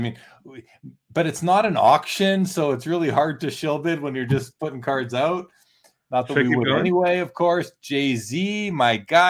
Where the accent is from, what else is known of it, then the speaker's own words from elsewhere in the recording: Canada; Yeah, basically, Kurt, you know, as a Canadian vendor, I will take your Canadian dollars